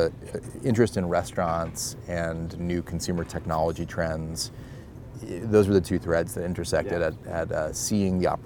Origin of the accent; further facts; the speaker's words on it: Boston, Massachusetts, United States; we're both Boston guys